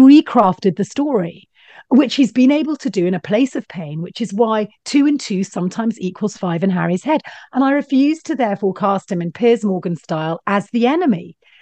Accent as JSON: {"language": "English", "region": "Scotland", "country": "United Kingdom", "tie": "born or raised there", "said": "I grew up in Scotland and my dad worked for a laird"}